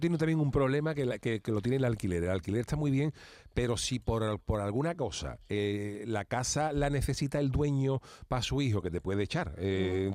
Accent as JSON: {"language": "Spanish", "town": "Cádiz", "region": "Andalusia", "country": "Spain", "moved": "yes", "lives_now": "Seville, Spain", "said": "yo soy de Cádiz y, Cádiz es una ciudad muy pequeña."}